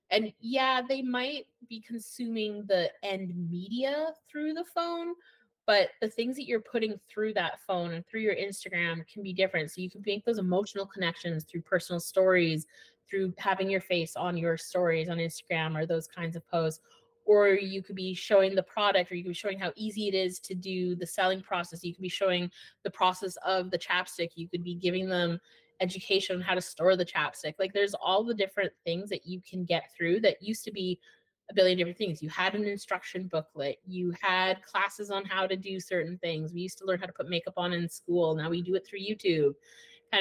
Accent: Edmonton, Alberta, Canada; now in Okanagan, Canada; So I'm from Alberta and I'm from Edmonton, which has a very different mindset than living in BC

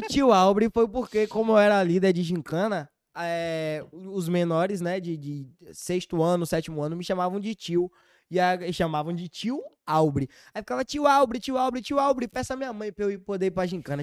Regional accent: Bahia, Brazil; accent: Bahian; sou baiano

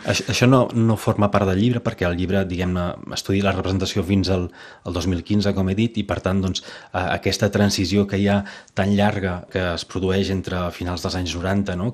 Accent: Vinyó, Catalonia, Spain; moved away as an adult; also born or lived in Sant Fruitós de Bages; now in Perpignan, France; sóc fill de, de Vinyó, que és un poblet petit a 25 quilòmetres de, de Manresa i 30 de Vic

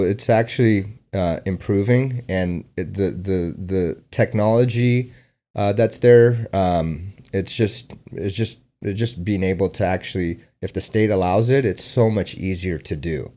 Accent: San Diego, California, United States; also born or lived in Afghanistan / Omaha, Nebraska / New York; I grew up in San Diego.

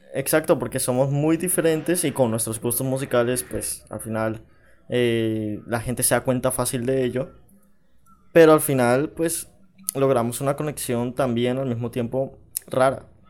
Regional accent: Panama; also born or lived in Bogotá, Colombia; yo me crié en Panamá.

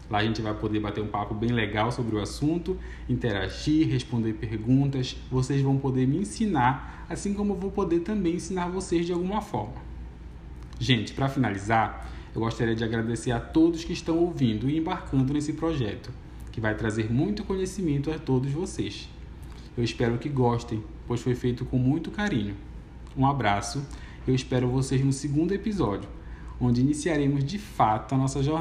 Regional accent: Pará, Brazil; Para quem não sabe, eu sou paraense e lá no meu estado temos uma cultura muito rica em todos os aspectos, inclusive na linguagem. Temos praticamente um dialeto próprio.

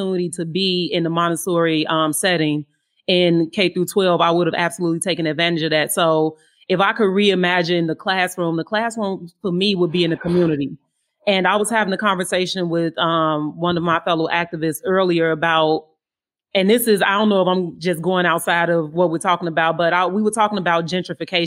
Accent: Inglewood, California, United States; growing up in Inglewood, we would hear gunshots and we would keep playing

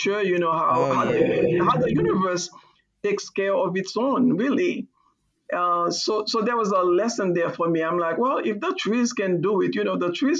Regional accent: Haiti; also born or lived in Boston; now in United States; I'm from Haiti and I didn't grow up with fall

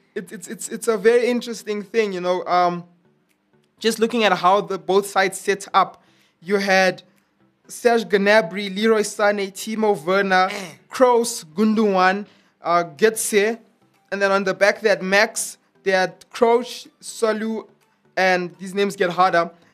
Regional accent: South Africa; I am South African.

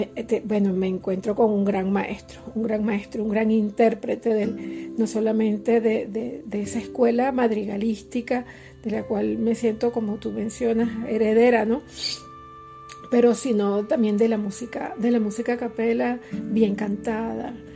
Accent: Los Teques, Miranda, Venezuela; mi zona de confort, que era mi, núcleo en los teques, mi pueblo

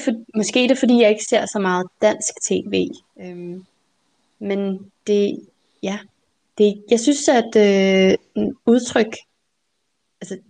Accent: Denmark; first language Danish; dansk er mit modersmål

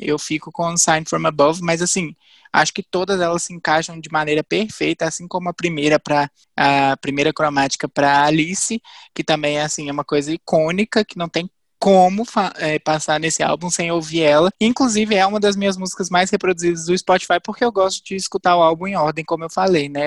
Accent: Viçosa, Minas Gerais, Brazil; eu moro em Viçosa, nasci aqui

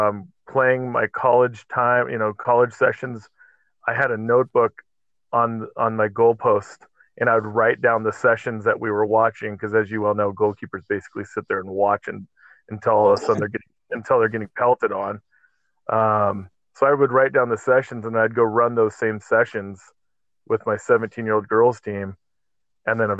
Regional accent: Southern California, United States; moved away as an adult; now in Utah, United States; I grew up in Southern California, played soccer

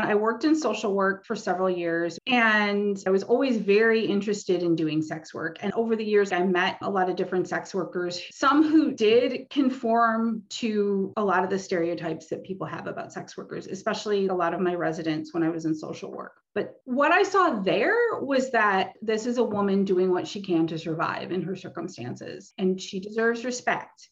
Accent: Detroit, Michigan, United States; I grew up in the Detroit area

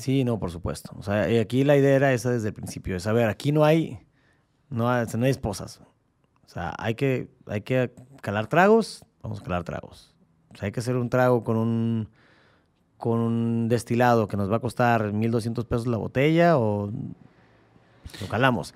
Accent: Baja California, Mexico; aquí seguimos siendo californianos

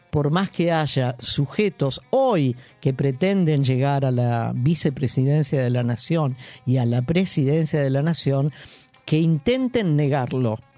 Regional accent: Argentina

